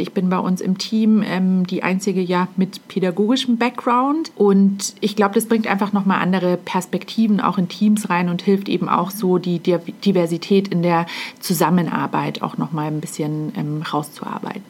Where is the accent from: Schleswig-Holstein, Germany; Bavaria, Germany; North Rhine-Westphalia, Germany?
Bavaria, Germany; Munich; ich bin äh, eben ein Münchner Kindel, ganz klar. Ich wohne hier nicht alleine in, im schönen München